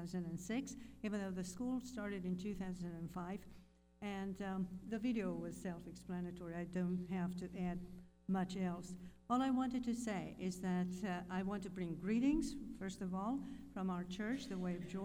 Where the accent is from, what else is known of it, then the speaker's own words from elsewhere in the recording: Romania; I'm from Romania.